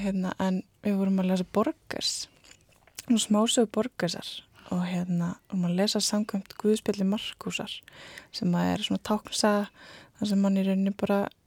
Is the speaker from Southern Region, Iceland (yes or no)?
yes; Hólar, Rangárvellir, Southern Region, Iceland; ég er frá Hólum og Rangólum sem er næst öfsti heklubærin